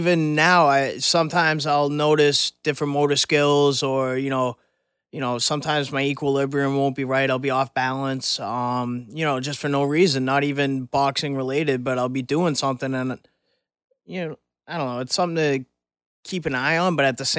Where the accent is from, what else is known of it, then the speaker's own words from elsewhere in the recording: Ireland; I would definitely root for the countryman. I'm Irish. I rep Ireland hardcore in the ring.